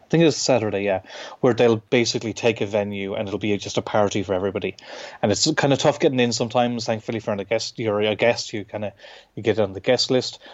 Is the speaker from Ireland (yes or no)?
yes; Clare, Munster, Ireland; also born or lived in Limerick; I'm from Clare, which is fairly near to Limerick